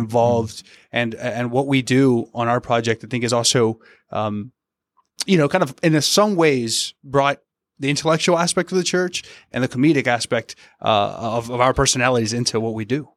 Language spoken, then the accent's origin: English; the South, United States; moved away; I'm from the South